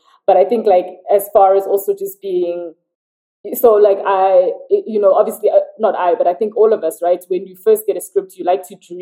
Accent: South Africa; also born or lived in London; I lived in South Africa around South Africans

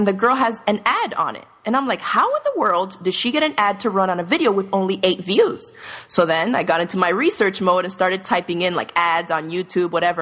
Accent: Miami, Florida, United States; moved away; also born or lived in New York / Dominican Republic; I grew up in Miami

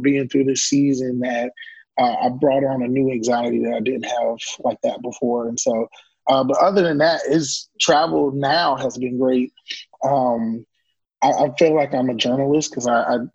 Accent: Orlando, Florida, United States; I'm born and raised in Mickey Mouse Country, Orlando, Florida

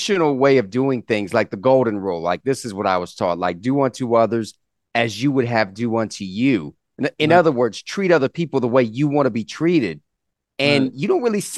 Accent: Columbia, South Carolina, United States; growing up in Columbia, South Carolina

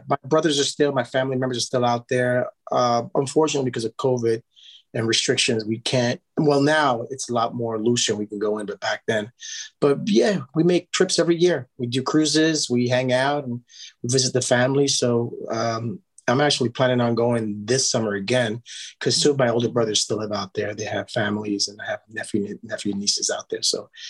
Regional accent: Washington, District of Columbia, United States; born there; I was born in Washington, D.C., in Georgetown, George Washington Hospital.

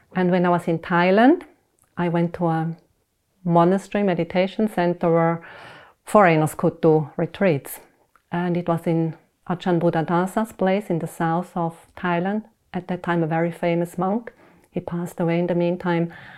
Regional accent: Switzerland; I was born in Switzerland, went to school there, and I, uh, I was raised up Protestant

